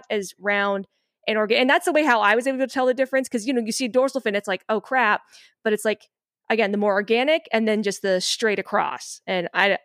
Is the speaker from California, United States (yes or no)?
yes; Bay Area, California, United States; moved away; we're from the Bay Area originally